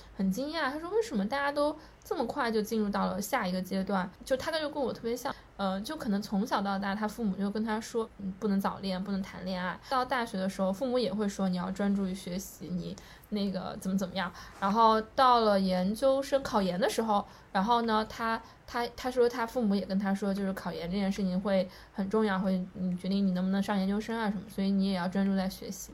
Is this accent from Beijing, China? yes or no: no; Chengdu, Sichuan, China; moved away; 我跟阿边一样，我们都是成都人